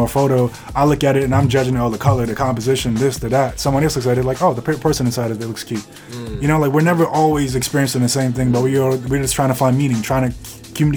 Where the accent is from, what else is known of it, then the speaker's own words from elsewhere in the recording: Jamaica; I'm Jamaican, like that is in my essence